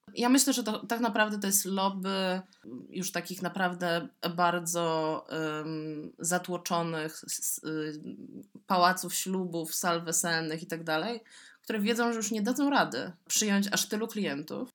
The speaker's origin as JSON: {"language": "Polish", "country": "Poland", "said": "z Polski, duży kraj w Europie Środkowo-Wschodniej"}